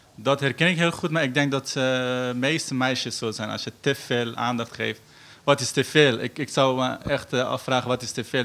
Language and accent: Dutch; Afghanistan; Dutch is a second language; now in Netherlands; Ik kom uit Afghanistan.